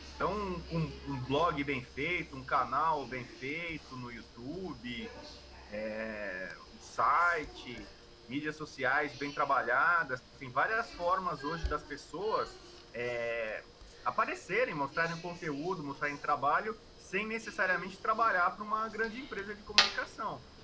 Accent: São Paulo, Brazil; moved away as an adult; now in Rio de Janeiro, Brazil; eu sou de São Paulo, deixei meus pais moram em São Paulo

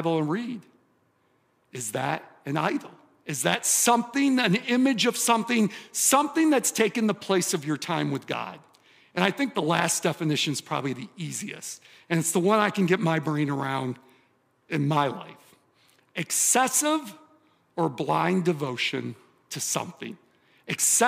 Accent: suburb of Detroit, southeastern Michigan, United States; I grew up in southeastern Michigan, Detroit area, suburb of Detroit, Motown

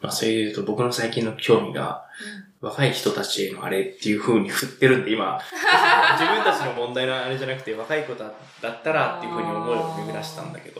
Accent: Kansai, Japan; moved away; 元が関西人で許してください

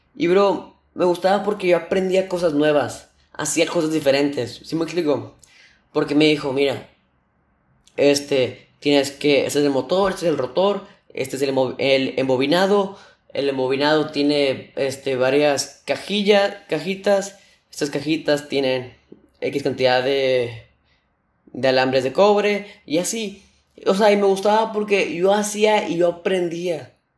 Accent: Nuevo León, Mexico; aquí yo soy de Nuevo León. Este, un estado de México

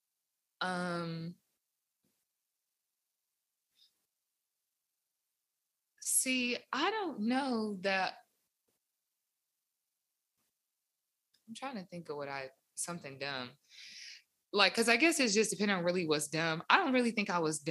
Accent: Detroit, Michigan, United States; I'm from Detroit

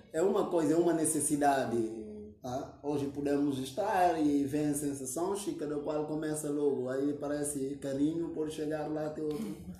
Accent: Guinea-Bissau

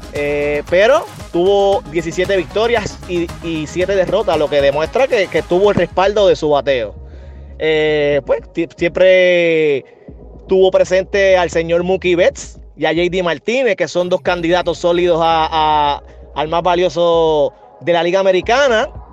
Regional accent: Puerto Rico; más que todo soy puertorriqueño, soy boricua.

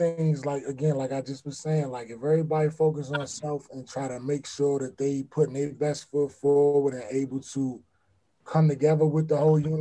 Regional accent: Washington, District of Columbia, United States; I'm from D.C.

